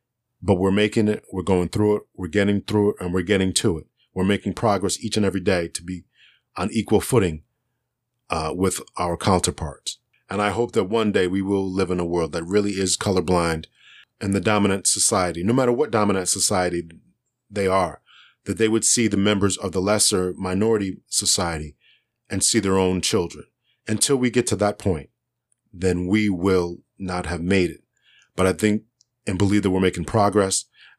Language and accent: English; Northeast, United States; now in Connecticut, United States; I grew up in the Northeast. I live in Connecticut currently.